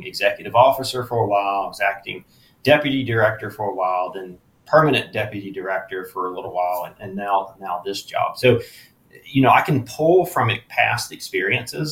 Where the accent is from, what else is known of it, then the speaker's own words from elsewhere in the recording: Eastern North Carolina, United States; moved away; I grew up in Eastern North Carolina